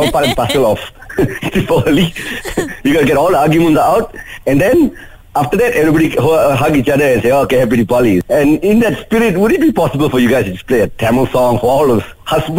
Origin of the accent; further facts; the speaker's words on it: Malaysia; Other than that, like I said, since we're completely Malaysian, you know, ang pao is the best.